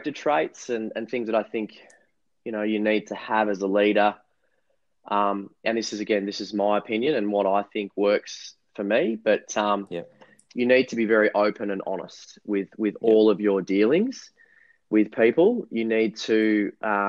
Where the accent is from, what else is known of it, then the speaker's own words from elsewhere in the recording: Mount Eliza, Victoria, Australia; where I grew up on the Mornington Peninsula down here in Melbourne